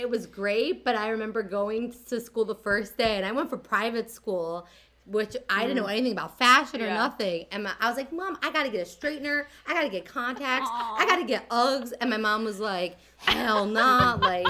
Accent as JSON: {"language": "English", "town": "Lumberton", "region": "New Jersey", "country": "United States", "tie": "born or raised there", "also_born_or_lived": "Cherry Hill, New Jersey", "said": "I grew up in Lumberton, New Jersey."}